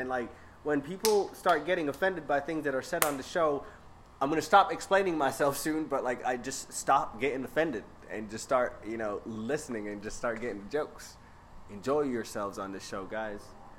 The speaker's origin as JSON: {"language": "English", "region": "New York", "country": "United States", "said": "Nigga, I'm from New York."}